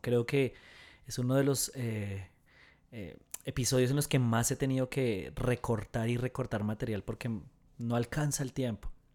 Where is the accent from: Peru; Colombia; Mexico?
Colombia; en Colombia, en mi país